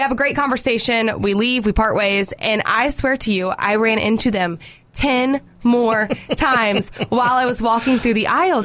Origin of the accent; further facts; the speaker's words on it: Jefferson, Georgia, United States; growing up in Jefferson, we don't have like an Outback